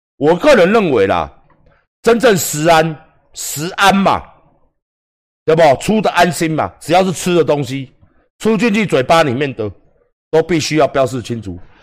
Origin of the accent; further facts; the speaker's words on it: Taiwan; 我们台湾人民